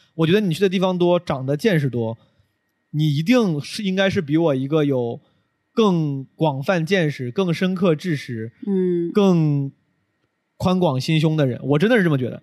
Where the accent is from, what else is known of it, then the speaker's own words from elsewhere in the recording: Henan, China; moved away; 有很多很多五十岁的很多河南人，然后还，还是我老家的